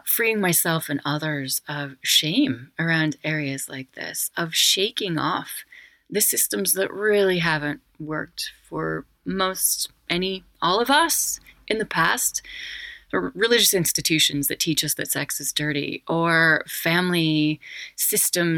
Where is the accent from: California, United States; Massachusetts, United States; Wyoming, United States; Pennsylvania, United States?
Wyoming, United States; I'm from Wyoming, and my family were pioneers there.